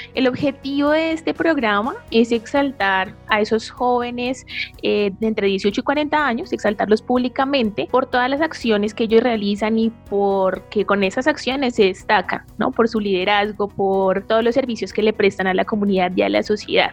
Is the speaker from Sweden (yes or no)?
no; Pasto, Nariño, Colombia; now in Bogotá, Colombia; Nací en la ciudad de Pasto, Nariño. Vivo en Bogotá hace aproximadamente 10 años.